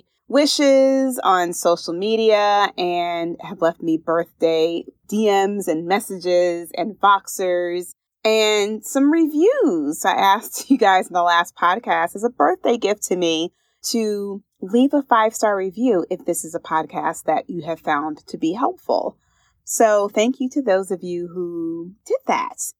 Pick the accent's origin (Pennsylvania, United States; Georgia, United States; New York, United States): Pennsylvania, United States; Philadelphia; I say water, water. I'm from Philadelphia. That's how we say water